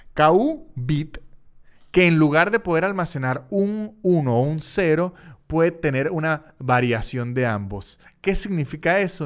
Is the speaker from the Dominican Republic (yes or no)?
no; Venezuela; en Venezuela teníamos la vieja costumbre